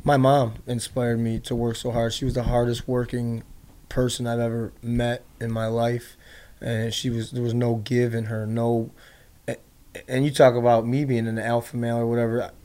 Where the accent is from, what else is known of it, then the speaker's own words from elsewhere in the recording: Chicago, Illinois, United States; I was born in uh, on the south side of Chicago, and I grew up um, in a trailer.